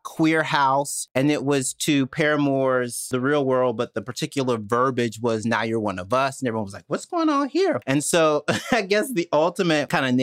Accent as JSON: {"language": "English", "region": "Mississippi", "country": "United States", "said": "I'm from Mississippi"}